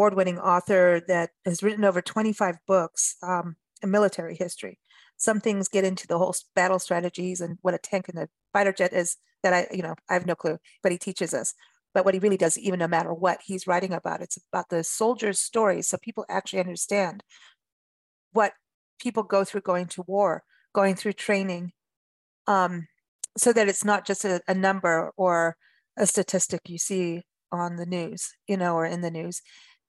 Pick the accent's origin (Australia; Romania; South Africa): South Africa; also born or lived in Wisconsin / California; now in United States; growing up in South Africa